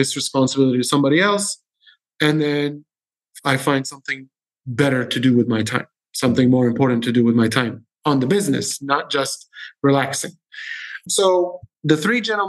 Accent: Syria; now in Dubai, United Arab Emirates; I'm from Syria

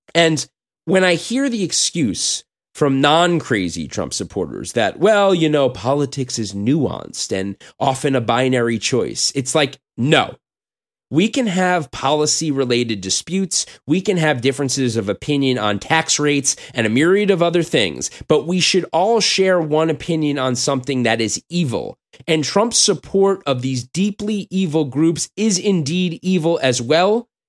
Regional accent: United States; I'm an American Jew

